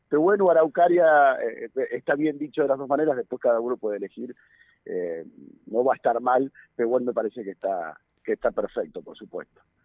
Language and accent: Spanish; Neuquén, Argentina; quienes somos nacidos y criados en Neuquén